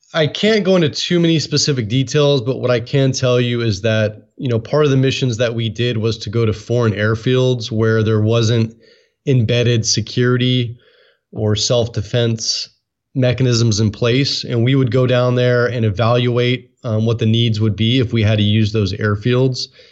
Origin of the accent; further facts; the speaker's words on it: Oakland, California, United States; also born or lived in San Francisco Bay Area; I was born and raised in Oakland